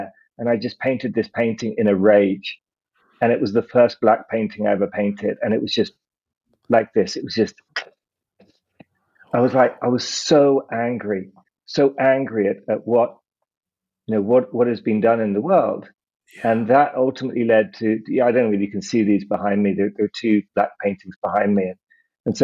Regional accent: United Kingdom; I'm British

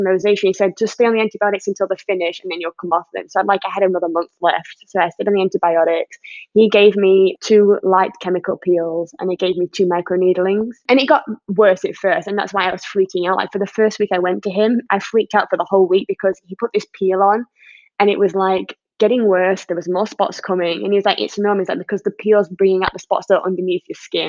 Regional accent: England, United Kingdom; being English

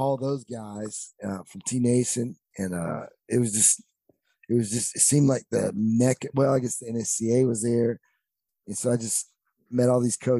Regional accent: North Carolina, United States; moved away; I grew up in the deep mountains of North Carolina, 30 minutes down a dirt road

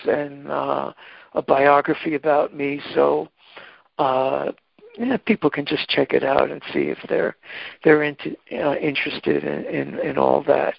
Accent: Hicksville, New York, United States; I grew up in Hicksville, Long Island

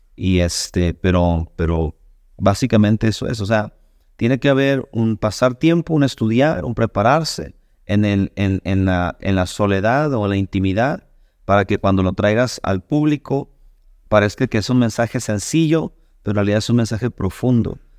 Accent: Sonora, Mexico; moved away as an adult; now in Rockford, United States; yo soy de México, originario del estado de Sonora

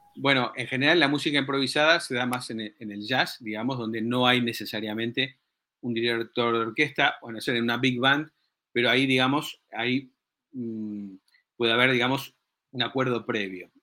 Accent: Uruguay; yo soy uruguayo

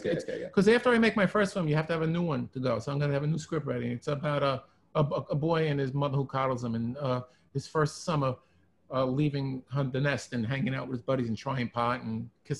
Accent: New York City, New York, United States; Growing up in Brooklyn

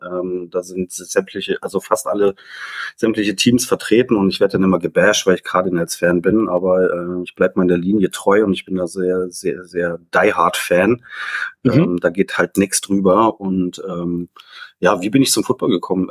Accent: Berlin, Germany; ich komme aus Berlin

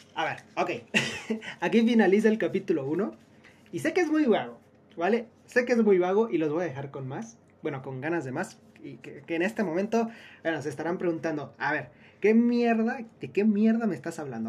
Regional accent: Mexico; venimos de México

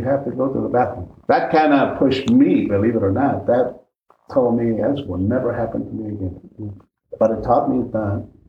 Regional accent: McAllen, Texas, United States; now in South Bend, United States; I'm born on June 25th, 1950. I was born in McAllen, Texas. Mm-hmm. My parents were migrant workers. I was born at home. I'm not a hospital baby. I'm a at-home baby.

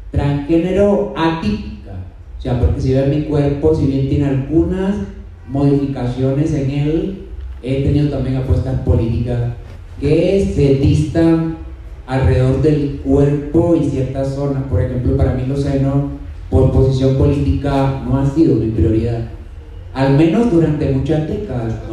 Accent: Havana, Cuba; accent: Cuban; moved away as an adult; also born or lived in Europe; now in Colombia; soy de origen cubano, nací en La Habana, Cuba

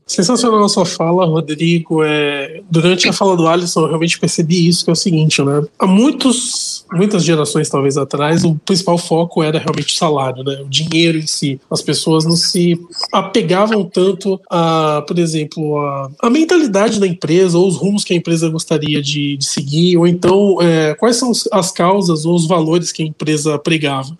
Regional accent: Santos, São Paulo, Brazil; Eu sou de Santos, né? Eu nasci em Santos, morei em Santos toda a minha vida.

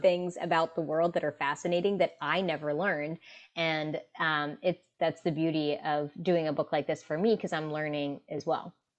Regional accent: West Virginia, United States; West Virginia, which is my home state, um, in the United States

